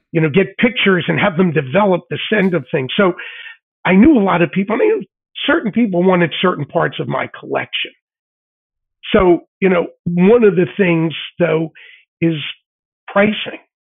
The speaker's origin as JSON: {"language": "English", "town": "Philadelphia", "region": "Pennsylvania", "country": "United States", "tie": "born or raised there", "said": "as a kid growing up in Philly"}